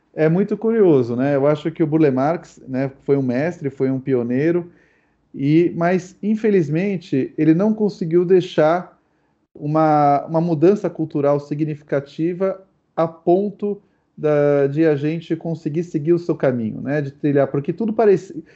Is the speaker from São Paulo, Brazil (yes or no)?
yes; São Paulo, Brazil; mesmo sendo paulistano, nascido num bairro super denso, que foi Moema, em apartamento